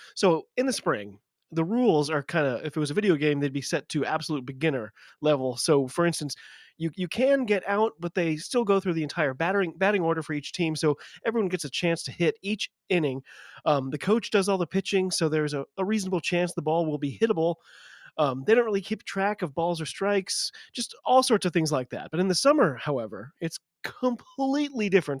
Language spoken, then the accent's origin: English; United States; I'm an American